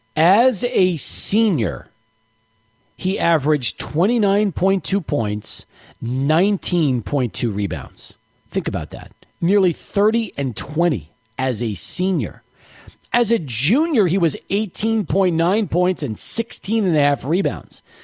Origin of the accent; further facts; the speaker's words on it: El Paso, Texas, United States; also born or lived in New York; we moved here in 78 and I wasn't around in the 74 75 season in El Paso. I was still in New York.